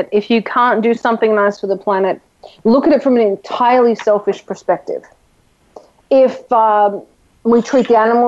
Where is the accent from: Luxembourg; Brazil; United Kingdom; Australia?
Australia; I grew up in Australia.